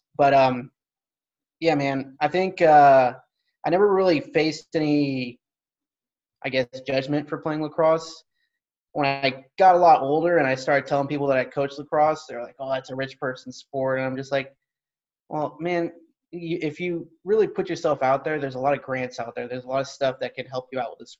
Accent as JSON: {"language": "English", "town": "Stockton", "region": "California", "country": "United States", "tie": "born or raised there", "moved": "as an adult", "lives_now": "Norfolk, United States", "said": "I grew up in Stockton, California. Moved around a lot just in the California area."}